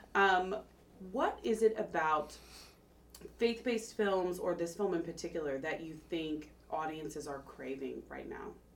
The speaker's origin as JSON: {"language": "English", "region": "Oklahoma", "country": "United States", "moved": "yes", "lives_now": "California, United States", "said": "I'm from Oklahoma"}